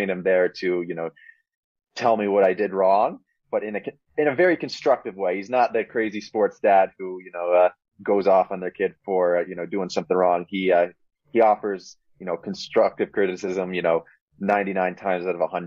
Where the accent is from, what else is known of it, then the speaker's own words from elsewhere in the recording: Boulder, Colorado, United States; my hometown in Boulder